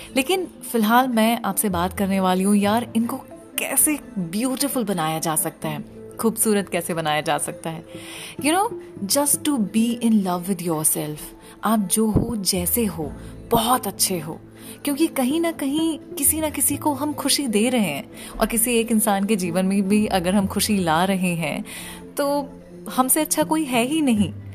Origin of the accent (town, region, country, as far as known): India